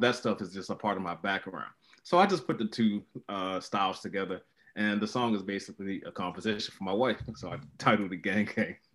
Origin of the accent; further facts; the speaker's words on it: Baltimore, Maryland, United States; my hometown of Baltimore